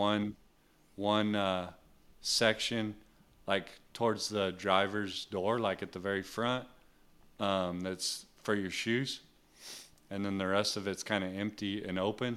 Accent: New Mexico, United States; I grew up in New Mexico

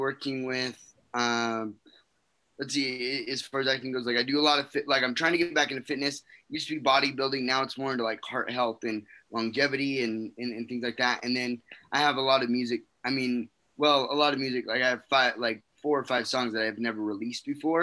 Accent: West Valley City, Utah, United States; I'm originally from West Valley, Utah. That's where I grew up.

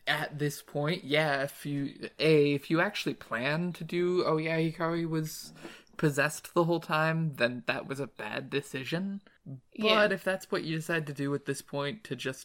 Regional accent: United States; as an American

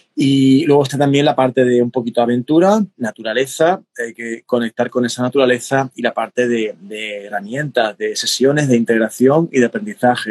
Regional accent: Cádiz, Andalusia, Spain; en mi tierra, del sur de, Andalucía, de España, de, Cádiz

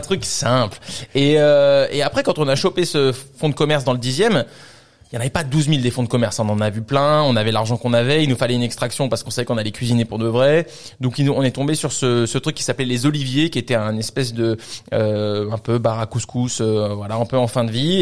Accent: France; also born or lived in Vancouver / Australia; on est tous les deux français, on a grandi en France

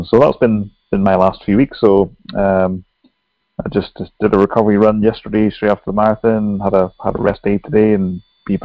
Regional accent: Ireland; I'm Irish as well

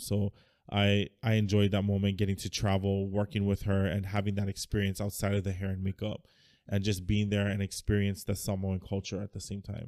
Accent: United States; now in Hawaii, United States; growing up in the States

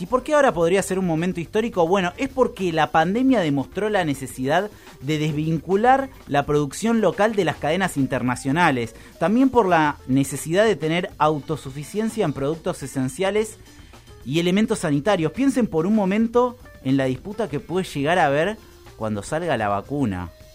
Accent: Argentina; En Argentina tenemos

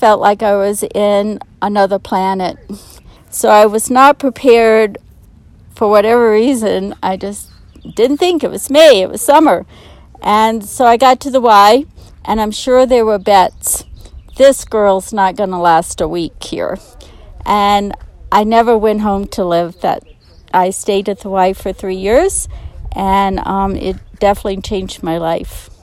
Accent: New Orleans, Louisiana, United States; moved away as an adult; now in Estes Park, United States; I was born and raised in New Orleans and had never seen a mountain.

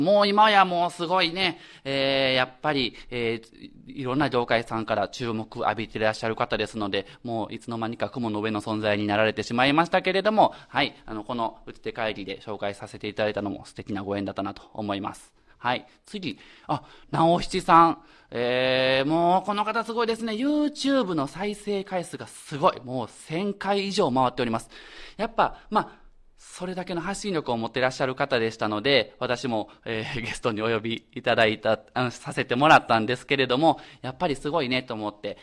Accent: Kyoto, Japan; 私の地元の伏見

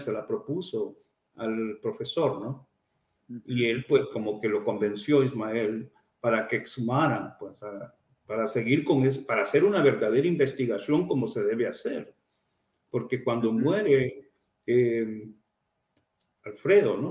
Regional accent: Amapala, Valle, Honduras; moved away; nací en Amapala

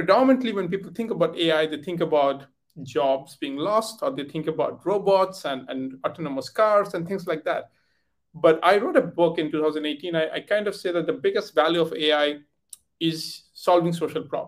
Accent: India; moved away as an adult; also born or lived in United Kingdom; I come from origin from India, but I left India many years ago, like I think 18 years ago

